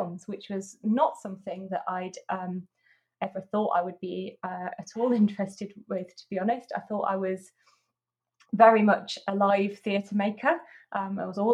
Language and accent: English; near Huddersfield, Yorkshire and the Humber, United Kingdom; near Huddersfield.